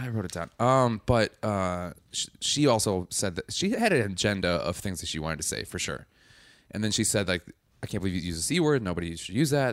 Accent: Madison, Wisconsin, United States; I'm from Wisconsin

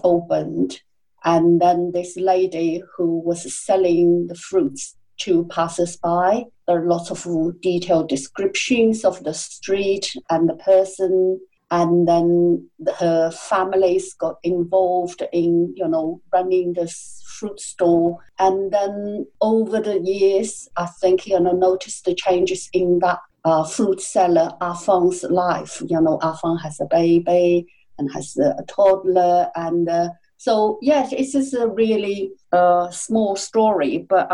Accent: Hangzhou, Zhejiang, China; also born or lived in Shanghai; I'm from Hangzhou

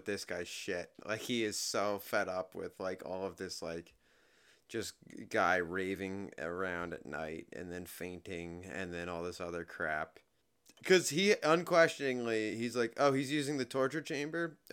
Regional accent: United States; as an American in 2023

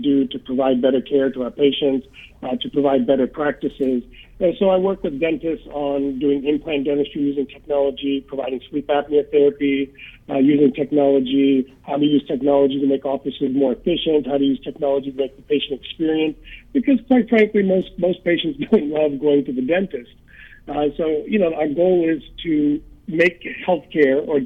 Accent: United States; He was never able to practice here in the U.S., but we grew up in the Indian community

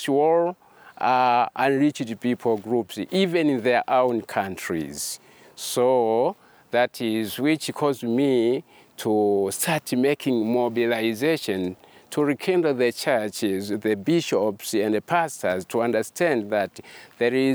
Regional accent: Tanzania; I come from Tanzania.

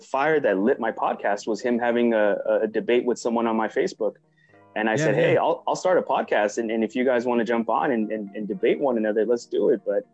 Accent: Los Angeles, California, United States; I was born and raised in Northeast Los Angeles, Highland Park to be exact

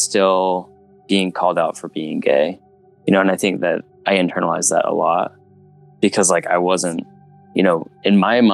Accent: Utah, United States; moved away as an adult; now in Portland, United States; I grew up in a pretty small town in Utah

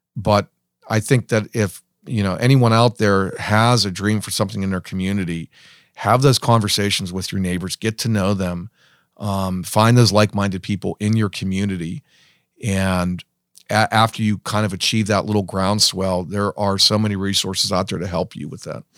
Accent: hometown near Pittsburgh, Pennsylvania, United States; growing up and hearing all these wonderful stories about how great my hometown was in its heyday, um, and then coming back after college

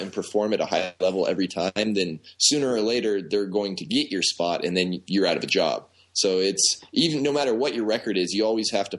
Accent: Southern California, United States; also born or lived in Philadelphia, Pennsylvania; I was born in Philadelphia, but my parents moved to California when I was one. So for defense and purposes, I'm from Southern California

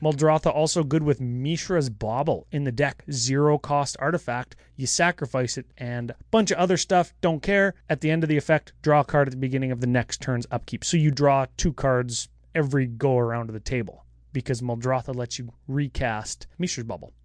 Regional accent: Canada; we're Canadian

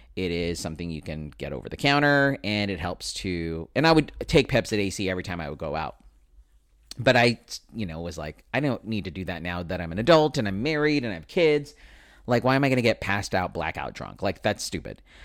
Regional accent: United States; I am Filipino American

